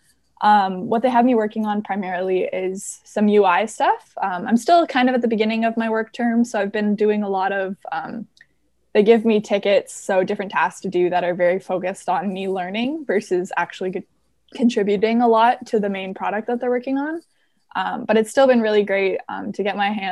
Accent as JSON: {"language": "English", "town": "Waterloo", "region": "Ontario", "country": "Canada", "tie": "born or raised there", "said": "I was born and raised in Waterloo"}